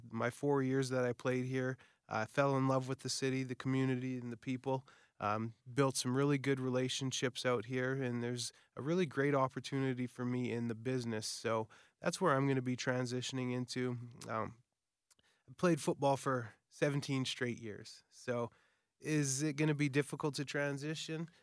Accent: Winnipeg, Manitoba, Canada; Winnipeg. Uh, you know, my hometown

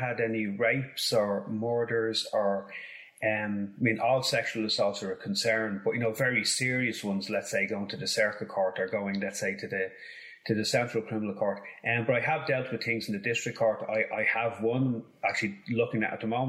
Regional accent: Dublin, Leinster, Ireland; I grew up in Finglas

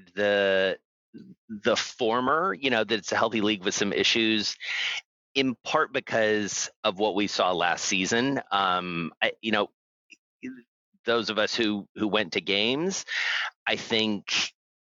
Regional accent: Atlanta, Georgia, United States; now in New York, United States; I grew up in Atlanta, I'm a Braves fan.

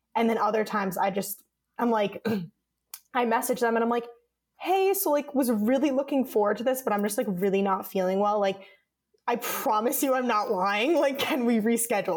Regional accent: Connecticut, United States; moved away as an adult; now in Los Angeles, United States; I was living at home where I grew up in Connecticut.

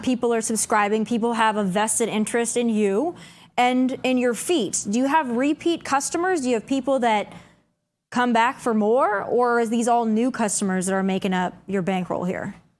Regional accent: South Dakota, United States; my home state of South Dakota

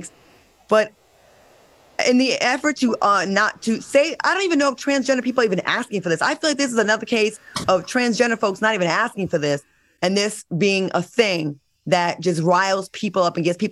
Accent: Rhode Island, United States; my hometown

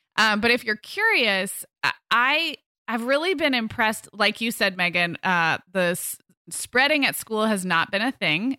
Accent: Santa Barbara, California, United States; moved away as an adult; we moved our family, um, up to, back to my hometown in July

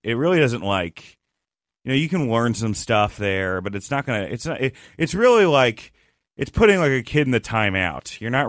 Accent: Rutherford, New Jersey, United States; also born or lived in Westchester, United States; I was in New Jersey, Rutherford, New Jersey, and then I went to Westchester, New York.

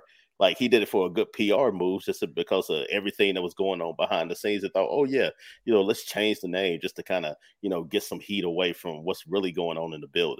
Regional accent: North Carolina, United States; I grew up in North Carolina.

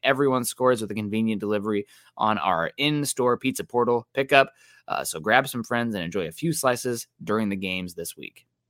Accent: Midwest, United States; now in Seattle, United States; I'm from the Midwest

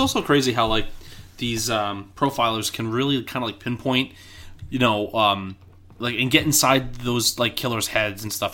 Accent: New York City, New York, United States; I grew up in Queens

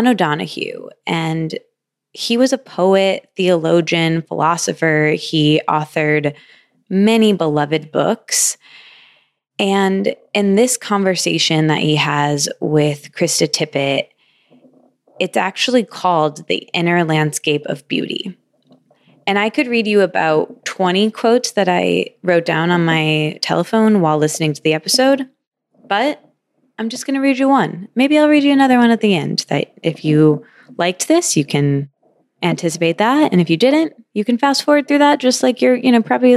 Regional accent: Michigan, United States; moved away; also born or lived in New York / East Village, New York; I'm also from Michigan.

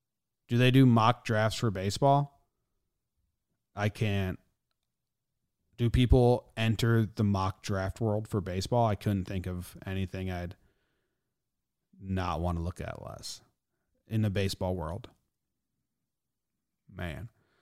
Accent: Everett, Washington, United States; also born or lived in Seattle / Snohomish; Born in Seattle, raised in Everett and Snohomish, bounced between all three my whole life. Nowhere is my home.

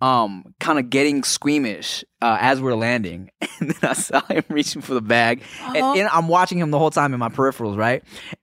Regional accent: Billings, Montana, United States; born there; whenever I say, for whatever reason, that I was born in Billings, Montana

